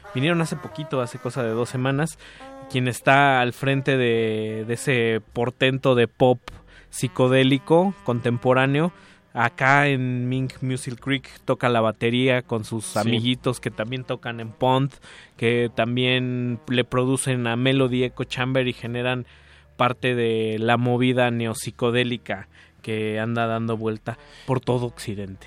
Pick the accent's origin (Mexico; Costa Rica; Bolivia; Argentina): Mexico; somos también mexicanos